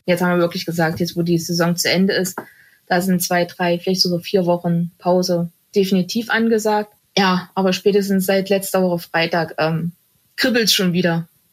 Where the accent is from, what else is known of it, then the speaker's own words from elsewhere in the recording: Germany; bei uns in Deutschland